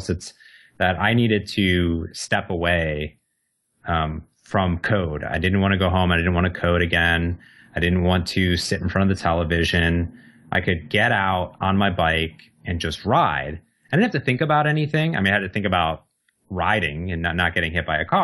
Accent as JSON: {"language": "English", "region": "Midwest", "country": "United States", "tie": "born or raised there", "said": "me and my sister were very similar growing up in the Midwest"}